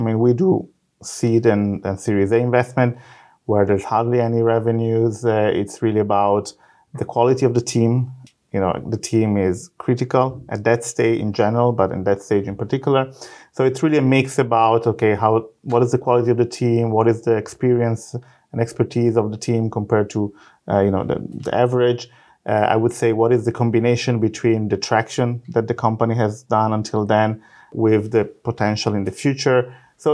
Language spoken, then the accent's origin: English; Italy; English is a second language; moved away as an adult; now in Israel; I am actually originally from Italy. I'm a physicist.